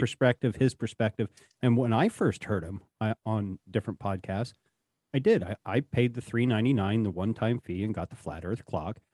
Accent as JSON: {"language": "English", "area": "the Rockies", "region": "Rocky Mountains", "country": "United States", "moved": "yes", "lives_now": "Appalachians, United States", "said": "I'm originally from the Rockies"}